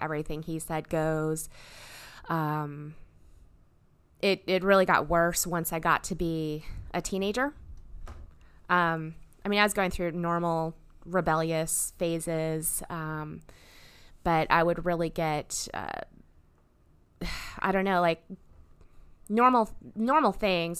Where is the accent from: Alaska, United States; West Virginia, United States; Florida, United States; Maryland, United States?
Alaska, United States; Fairbanks; now in Louisville, United States; I was born up in Fairbanks